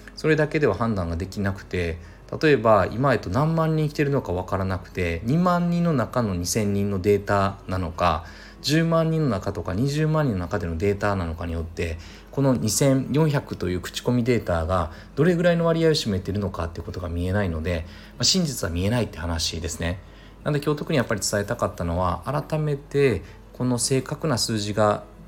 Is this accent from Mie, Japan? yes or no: yes; Suzuka, Mie, Japan; moved away as an adult; also born or lived in Hokkaido / Tokyo; now in Kamakura, Japan; 三重県鈴鹿市の出身で高校まで三重県にいてその後北海道大学行って大学卒業後東京で働きいたしました